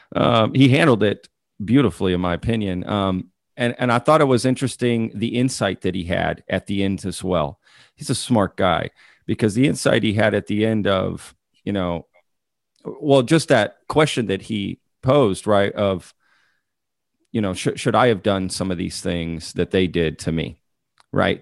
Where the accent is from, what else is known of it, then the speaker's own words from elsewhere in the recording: DFW area, Texas, United States; I'm from Texas. I went to school in Texas uh, in the DFW area.